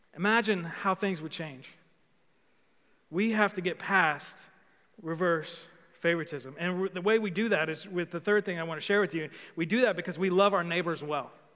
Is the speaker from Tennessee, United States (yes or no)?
yes; Old Hickory, Tennessee, United States; I'm from Old Hickory